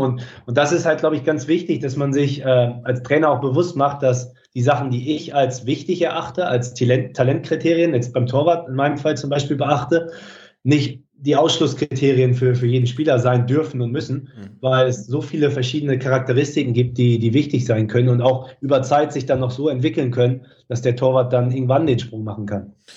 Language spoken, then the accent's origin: German; Schüttorf, Lower Saxony, Germany; moved away as an adult; also born or lived in United States / New Zealand / England / Netherlands; now in Mönchengladbach, Germany; ich komme aus, aus Schüttorf in, in Niedersachsen im Norden